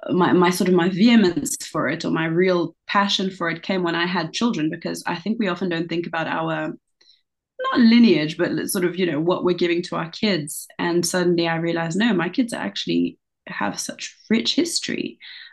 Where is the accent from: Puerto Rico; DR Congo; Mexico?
DR Congo; born there; first language fr; English is a second language; I was born in the Congo, the Francophone, what used to be called Zaire, and now it is the Democratic Republic of the Congo. So our first languages, me, my brother and sister, was actually French, strictly speaking.